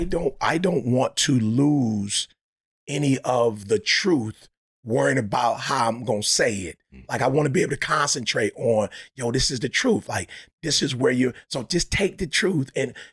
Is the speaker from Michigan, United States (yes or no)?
yes; Detroit, Michigan, United States; Because I grew up in Detroit and I was a Piston fan